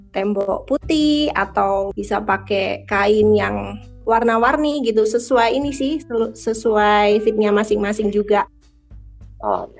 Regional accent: Surabaya, East Java, Indonesia; asalku dari Surabaya

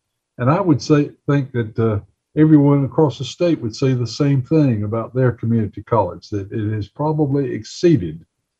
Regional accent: Gaston County, North Carolina, United States; moved away; I came from Gaston County

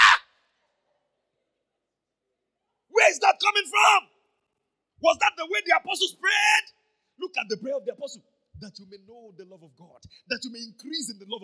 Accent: Ibadan, Oyo, Nigeria; also born or lived in Akobo; when I was growing up in Mokola, I used to play football on the street

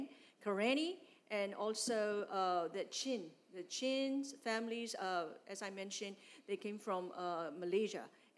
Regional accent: San Antonio, Texas, United States; English is a second language; Because I came from San Antonio, from city, and then my dad was a pastor

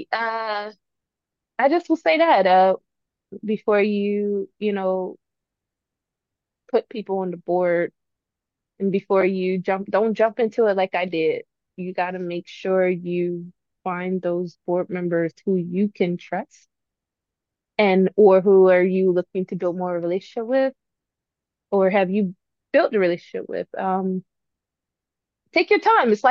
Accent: Salisbury, Maryland, United States; born there; also born or lived in Georgia, United States / Baltimore, United States; I used to live in Georgia. Um, I used to live in Baltimore. I was born in Salisbury.

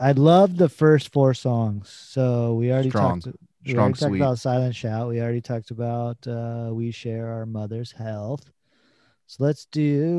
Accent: Queens, New York, United States; It's just I'm like, I'm from Queens, but you're gonna hear me, Manhattan.

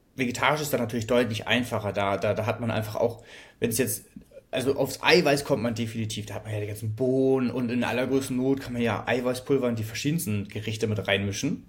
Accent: Hamburg, Germany; ich komme aus Hamburg

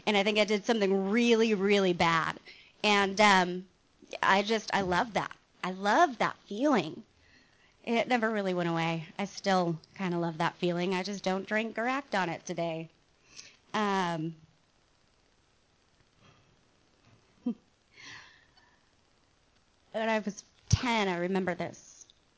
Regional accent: Mission Viejo, California, United States; I was born in Mission Viejo Hospital, not too far from here, and this is actually my old stomping ground

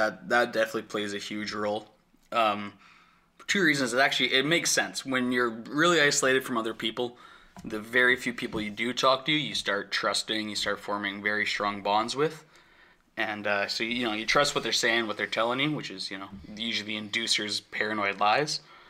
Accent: Alberta, Canada; I'm from South Central Alberta. Shit, around there, it's rough, bro.

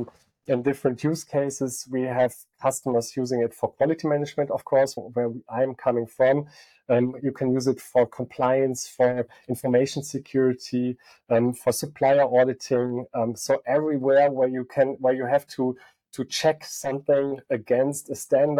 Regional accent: Aachen, North Rhine-Westphalia, Germany; also born or lived in Barcelona / Stuttgart

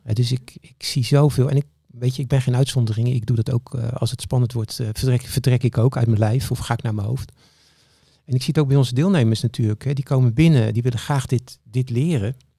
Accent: Capelle aan den IJssel, South Holland, Netherlands; Ik kom uit Capelle aan de IJssel

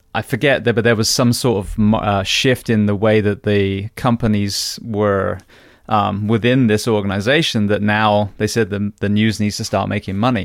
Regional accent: England, United Kingdom; moved away; I grew up in England

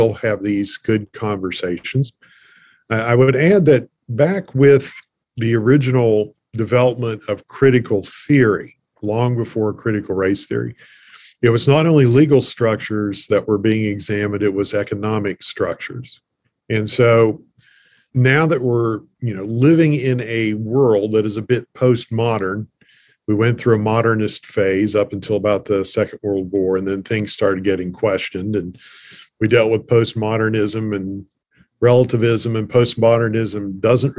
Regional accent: Appalachia, United States; being an Appalachian

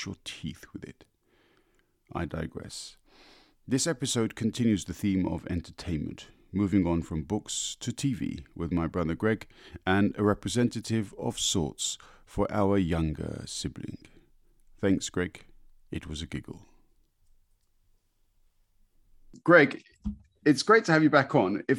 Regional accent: London, United Kingdom; growing up in London in peacetime, parents working, we got by.

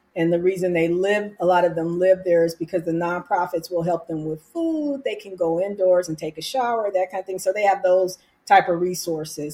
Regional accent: California, United States; now in Arizona, United States; I'm from California

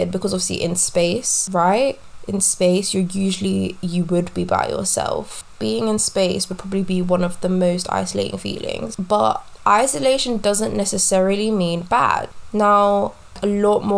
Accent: London, United Kingdom; I am born and raised in West London

